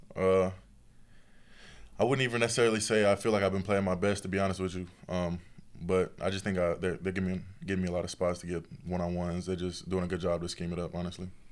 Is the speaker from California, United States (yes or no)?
no; Tennessee, United States; being from Tennessee